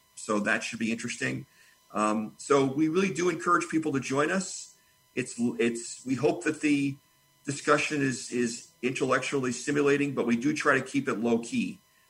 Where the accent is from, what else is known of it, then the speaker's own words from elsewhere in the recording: Columbia, Missouri, United States; I'm from Columbia, Missouri.